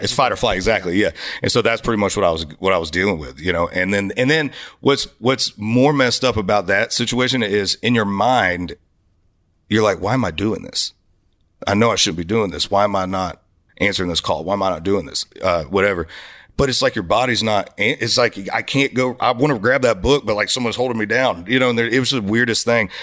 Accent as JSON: {"language": "English", "region": "Florida", "country": "United States", "tie": "born or raised there", "said": "And I grew up in Florida, man, where it was Southern rock"}